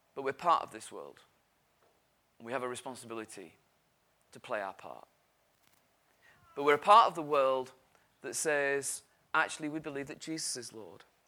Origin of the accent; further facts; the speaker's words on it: United Kingdom; we're British.